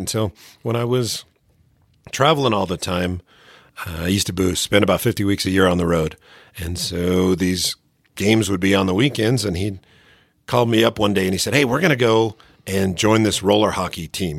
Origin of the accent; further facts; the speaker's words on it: Phoenix, Arizona, United States; moved away; I grew up in Phoenix